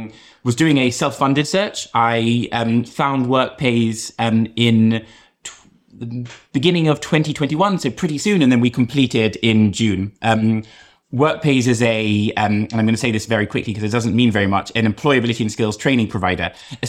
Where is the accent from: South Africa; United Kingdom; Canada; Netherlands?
United Kingdom; London; moved away as an adult; also born or lived in Boston, United States; from London originally.